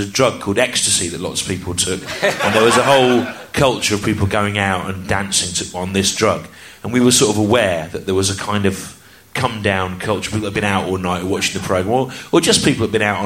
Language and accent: English; the Midlands, England, United Kingdom; I grew up in the Midlands